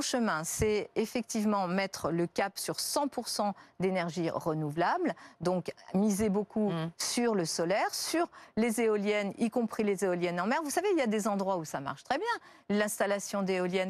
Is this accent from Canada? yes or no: no; Lyon, Auvergne-Rhône-Alpes, France; j'ai grandi à la Duchère. Euh, et je sais que là, c'est un quartier de Lyon